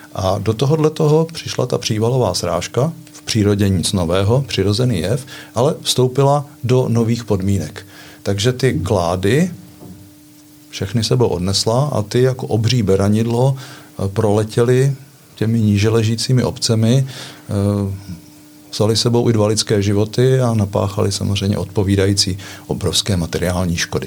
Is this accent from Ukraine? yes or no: no; Litomyšl, Pardubice Region, Czechia; now in Chrudim, Czech Republic; Já jsem ročník 57 a vyrůstal jsem ve městě Litomyšl, tedy východní Čechy